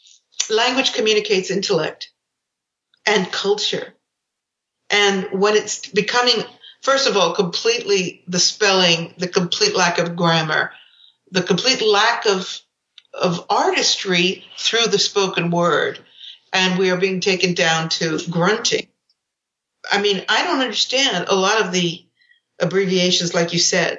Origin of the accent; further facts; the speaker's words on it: San Francisco Bay Area, California, United States; I grew up in the San Francisco Bay Area with, you know, the music of the 70s